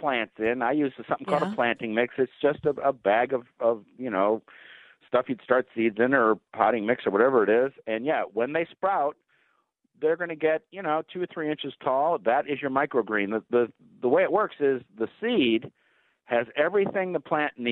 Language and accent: English; near Cleveland, Ohio, United States; moved away; I grew up near Cleveland